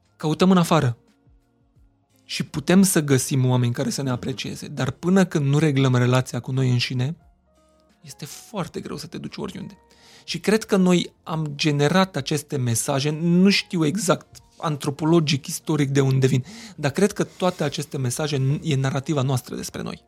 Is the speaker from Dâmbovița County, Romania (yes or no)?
no; Miercurea Ciuc, Harghita County, Romania; first language Hungarian; Romanian is a second language; Eu vin din Mercurea uh-huh. Mhm. Ciuc, majoritatea oamenilor cu care am interacționat uh-huh. până să ajung la școală vorbeau limba maghiară.